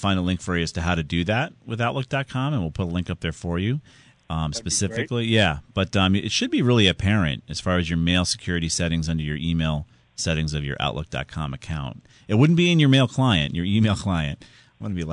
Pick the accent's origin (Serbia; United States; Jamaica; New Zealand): United States; Southington, Connecticut; my hometown of Southington